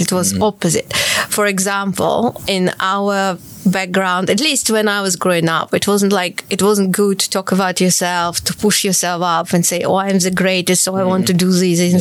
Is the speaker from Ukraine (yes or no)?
yes; Kharkiv, Kharkiv Oblast, Ukraine; moved away as an adult; now in London, United Kingdom; I was born in Kharkiv, and uh, I started playing when I was four, very early, and uh, I went to music school at the age of six